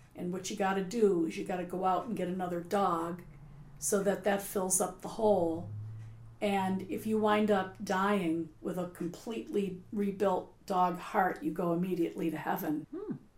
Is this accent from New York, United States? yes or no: yes; Buffalo, New York, United States; now in Cape Cod, United States; I'm from Buffalo